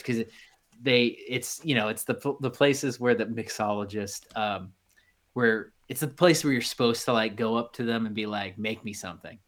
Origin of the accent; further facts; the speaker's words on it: Midwest, United States; growing up in the Midwest